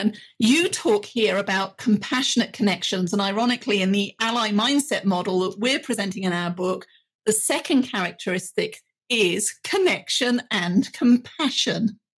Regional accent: United Kingdom; being British

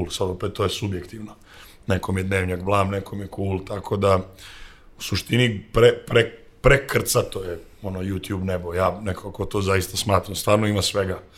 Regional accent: Sremska Mitrovica, Vojvodina, Serbia; rekao sam da sam iz Sremske Mitrovice, tako da … iz Sremske Mitrovice.

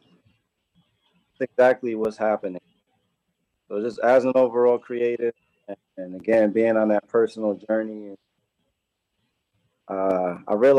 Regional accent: New Haven, Connecticut, United States; I grew up here in New Haven

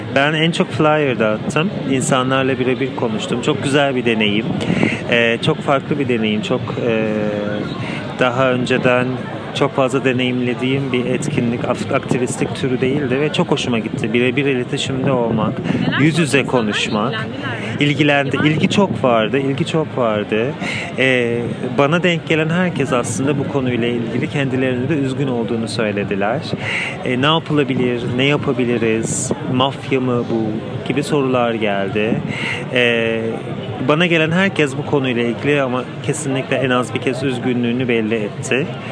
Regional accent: Istanbul, Turkey; now in Germany; Ben aslında Almanya'da yaşıyorum. Aslında İstanbulluyum, Kadıköylüyüm.

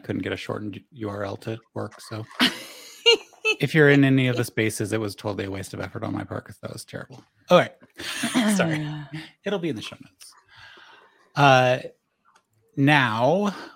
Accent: Southern Oregon, United States; accent: Southern Oregon; moved away; also born or lived in New York; I come from Southern Oregon, where this accent is what I grew up

